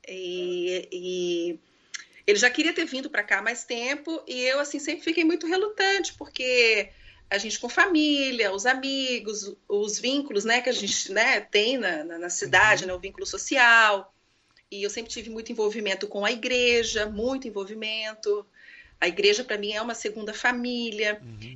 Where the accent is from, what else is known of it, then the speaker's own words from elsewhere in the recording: Maringá, Paraná, Brazil; moved away as an adult; also born or lived in Rio de Janeiro; now in Coconut Creek, United States; Não nascida lá, mas eu fui criada né, é, lá, então eu me considero paranaense